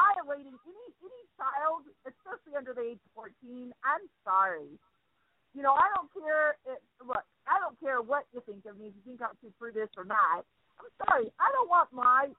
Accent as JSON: {"language": "English", "town": "Seattle", "region": "Washington", "country": "United States", "moved": "yes", "said": "I'm originally from Seattle"}